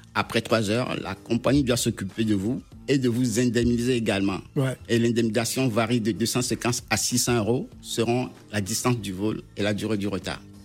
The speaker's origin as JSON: {"language": "French", "country": "Togo", "said": "je suis originaire du Togo"}